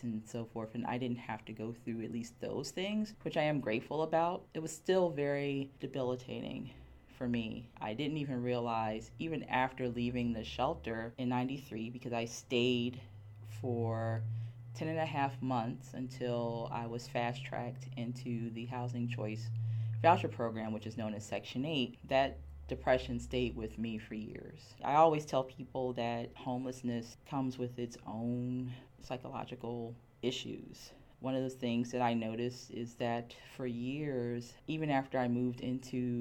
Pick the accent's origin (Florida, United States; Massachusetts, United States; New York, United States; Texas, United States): Florida, United States; Miami; moved away as an adult; now in Philadelphia, United States; I am originally from Miami, Florida.